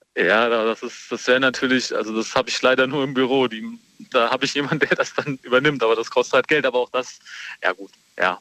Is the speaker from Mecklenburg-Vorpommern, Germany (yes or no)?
no; Limburg an der Lahn, Hesse, Germany; Ich bin nicht aus Niederlimburg, ich bin aus Limburg.